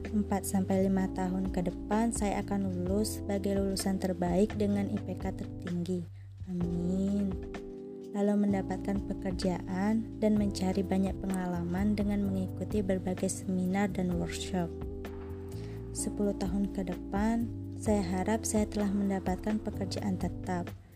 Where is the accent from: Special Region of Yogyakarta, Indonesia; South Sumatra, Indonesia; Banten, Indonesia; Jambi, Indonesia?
South Sumatra, Indonesia; Pagar Alam; saya berasal dari Pagaralam, Sumatera Selatan